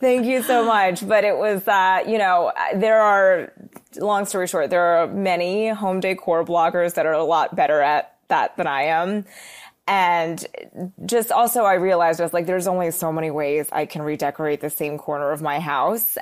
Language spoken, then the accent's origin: English; Philadelphia, Pennsylvania, United States; moved away as an adult; also born or lived in New York City; I grew up in the suburbs of Philly, and then I moved to New York City when I was eighteen.